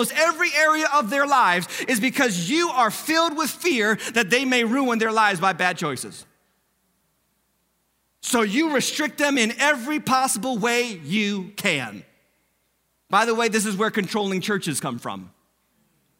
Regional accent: United States

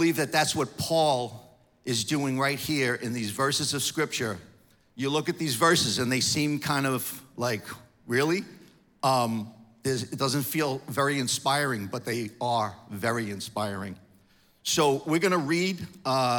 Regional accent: New York, United States; moved away; I'm from New York.

